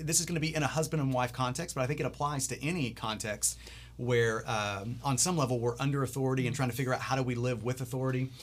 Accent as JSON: {"language": "English", "country": "United States", "said": "as an American"}